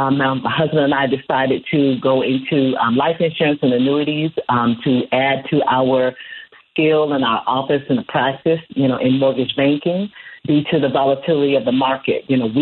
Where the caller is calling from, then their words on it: Charlotte, North Carolina, United States; I am calling from the Queen City of Charlotte, North Carolina.